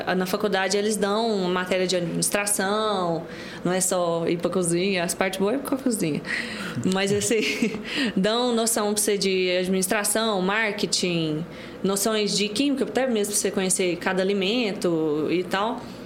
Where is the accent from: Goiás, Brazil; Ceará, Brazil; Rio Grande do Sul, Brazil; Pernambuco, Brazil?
Goiás, Brazil; Pontalina; also born or lived in Morrinhos, Goiás; now in Goiânia, Brazil; Eu nasci em Morrinhos, mas eu cresci em Pontalina